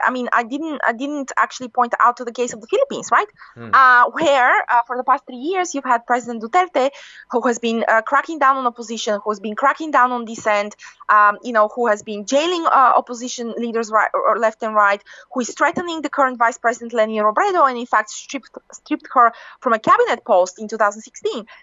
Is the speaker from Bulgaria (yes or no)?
yes; Bulgaria; I come from from Bulgaria, you know, um, you know, an Eastern European country